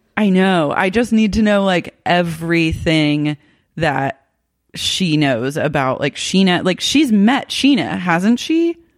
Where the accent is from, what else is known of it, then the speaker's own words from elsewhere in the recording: Oklahoma City, Oklahoma, United States; I grew up in Oklahoma City